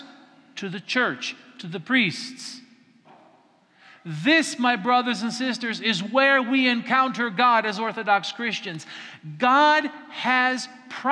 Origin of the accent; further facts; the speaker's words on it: the mountains of Colorado, United States; now in Florida, United States; I'm not from Kalymnos, I'm not even from Florida, I'm from the mountains of Colorado